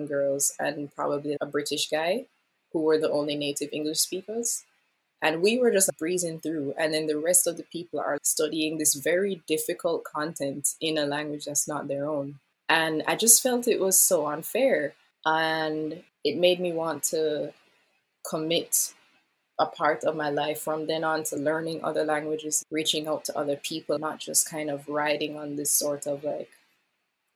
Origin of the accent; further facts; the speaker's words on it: Kingston, St. Andrew, Jamaica; moved away as an adult; now in Tokyo, Japan; My hometown is Kingston, St. Andrew in Jamaica.